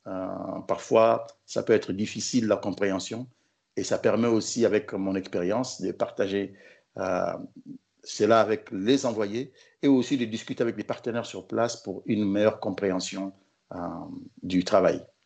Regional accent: Kinshasa, DR Congo; moved away as an adult; also born or lived in Morocco; now in Tunisia; je suis du Congo Kinshasa

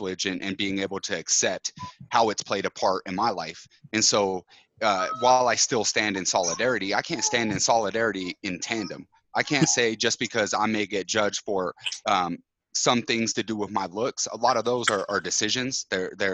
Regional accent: Utah, United States; moved away as an adult; I grew up in Utah until I was, you know, 23, 24

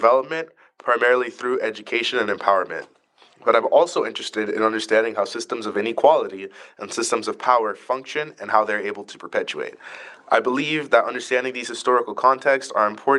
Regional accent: Miami, Florida, United States; I'm a first generation Haitian, born and raised in Miami, Florida

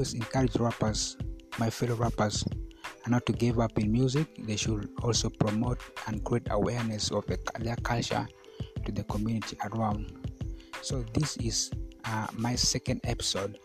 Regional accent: Koboko, Northern Region, Uganda; now in Arua, Uganda; I was selected from Koboko to represent Kakwa

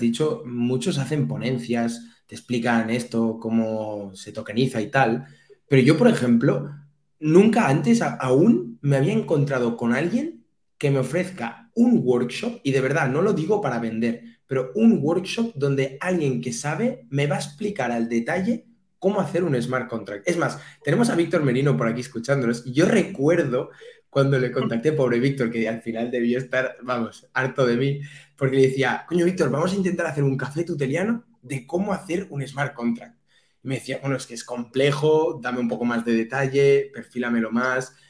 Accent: Catalonia, Spain

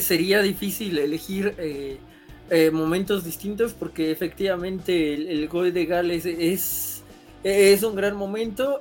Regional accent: Mexico; como mexicanos

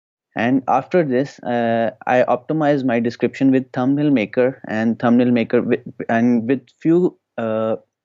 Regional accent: Pakistan; I'm from Pakistan

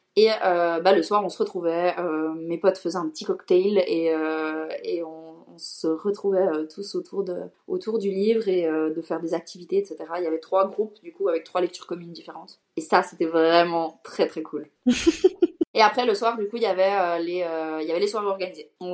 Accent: Switzerland; j'ai 26 ans et je suis suisse

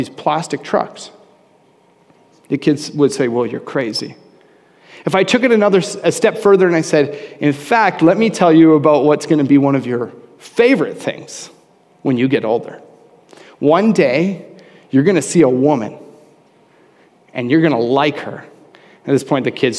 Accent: Canada; I'm a Canadian

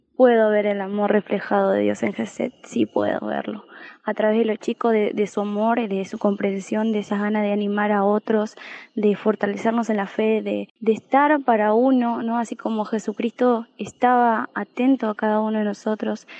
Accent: Argentina; de Argentina

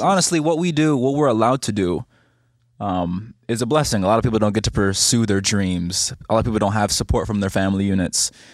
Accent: Barbados; moved away as an adult; also born or lived in New York; now in Los Angeles, United States; I'm from Barbados

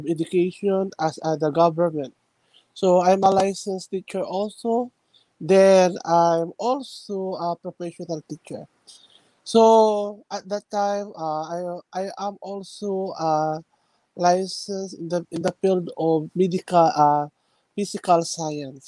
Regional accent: Ilocos Region, Philippines; also born or lived in Quezon, Philippines; I came from the northern part of the Philippines. We call the town province of Pangasinan

